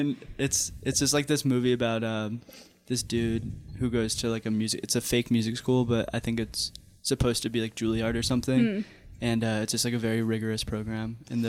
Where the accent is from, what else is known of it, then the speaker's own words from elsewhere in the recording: East Lyme, Connecticut, United States; I'm technically from East Lyme, which is just the neighboring town.